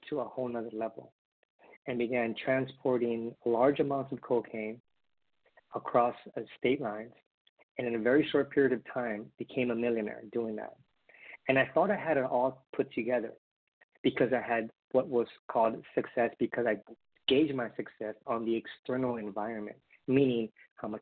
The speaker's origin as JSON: {"language": "English", "town": "Honolulu", "region": "Hawaii", "country": "United States", "tie": "born or raised there", "said": "I was born in Honolulu, Hawaii. Parents were dad from Mexico, mom from Colombia, immigrated to the United States. I am the youngest of three brothers, and being raised in Hawaii"}